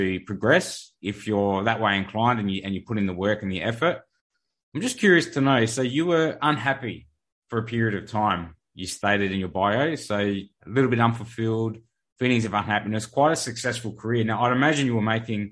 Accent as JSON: {"language": "English", "country": "Australia", "tie": "born or raised there", "said": "I was born in Australia."}